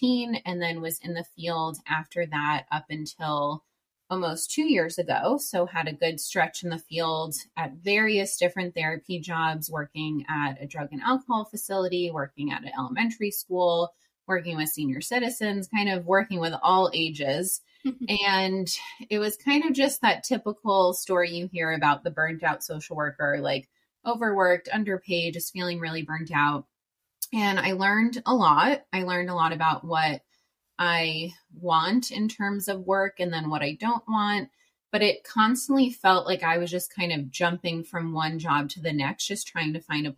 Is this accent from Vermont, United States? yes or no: no; New York, United States; moved away as an adult; also born or lived in Worcester, Massachusetts; now in San Diego, United States; I'm from New York. I moved to San Diego, California in August 2019, so almost 4 years now